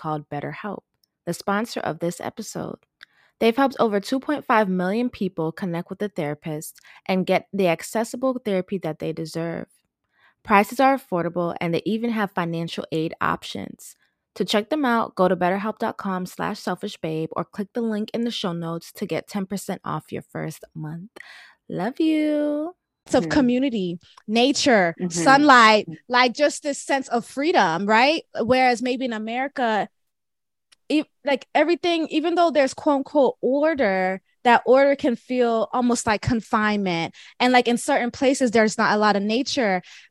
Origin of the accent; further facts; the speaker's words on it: Florida, United States; also born or lived in Jamaica; I'm Jamaican. I wasn't born in Jamaica. I was born in Florida, but I have Jamaican roots.